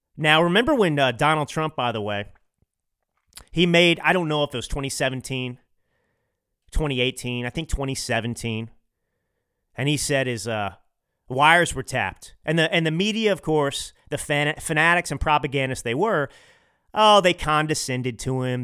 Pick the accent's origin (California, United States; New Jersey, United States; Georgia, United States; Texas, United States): Texas, United States; Dallas; now in Los Angeles, United States; I grew up in Dallas